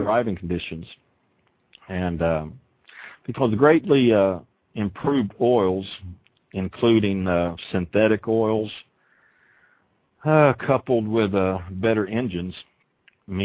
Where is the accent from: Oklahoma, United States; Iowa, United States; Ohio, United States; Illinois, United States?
Oklahoma, United States; I'm from Oklahoma